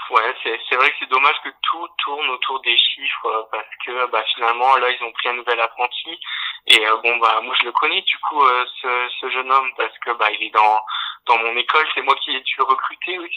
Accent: Dunkirk, Hauts-de-France, France; je venais de Dunkerque

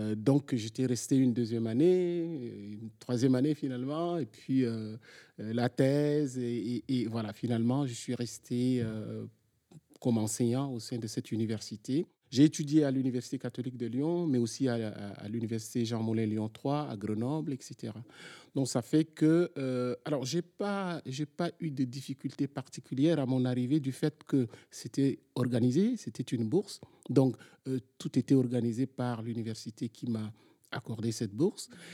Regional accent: Chad; moved away as an adult; also born or lived in N'Djamena; now in France; j'ai fait mon parcours d'abord dans, dans, mon pays d'origine, le Tchad

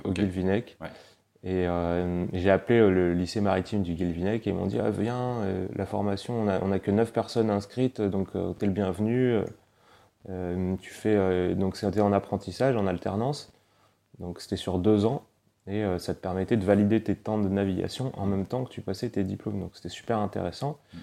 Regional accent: Paris, Île-de-France, France; moved away; j'ai grandi à Paris et mes deux parents sont niçois

